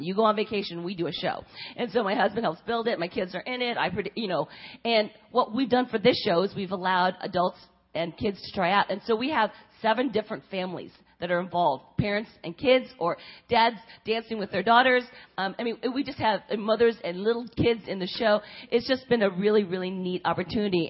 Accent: California, United States; moved away as an adult; also born or lived in Korea / Pennsylvania; now in Cincinnati, United States; raised in California

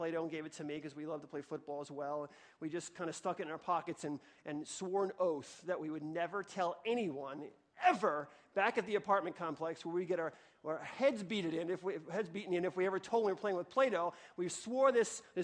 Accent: New York, United States; I grew up in New York in a one-bedroom apartment with my mom

